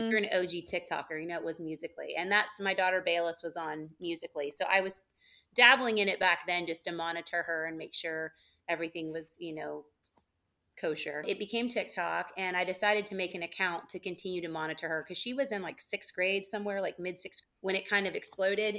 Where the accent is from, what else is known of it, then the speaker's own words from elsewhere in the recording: Georgia, United States; I'm from Georgia